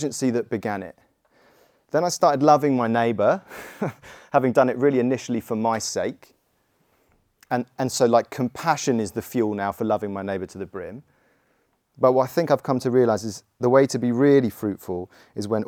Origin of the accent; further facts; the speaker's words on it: Godalming, South East England, United Kingdom; I grew up in Godalming